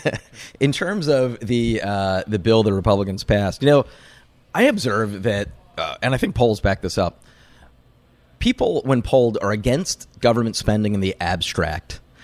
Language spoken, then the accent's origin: English; Pennsylvania, United States; I'm from Pennsylvania, the single biggest battleground state in the country.